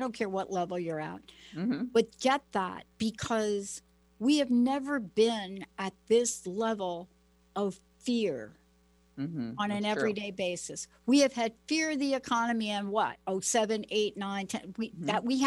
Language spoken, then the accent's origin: English; Plainfield, New Jersey, United States; now in Pacific Northwest, United States; I went to a school, Plainfield, New Jersey